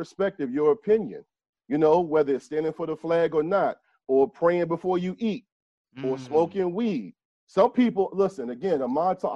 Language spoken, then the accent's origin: English; Hampton / Newport News, Virginia, United States; I am from Shell Row. I'm not going to act like Hampton and Newport News was the best place in the world